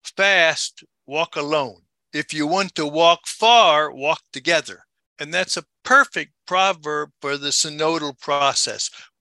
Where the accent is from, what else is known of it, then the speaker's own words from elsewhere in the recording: Baltimore, Maryland, United States; moved away; also born or lived in Africa; when I grew up in Baltimore, Maryland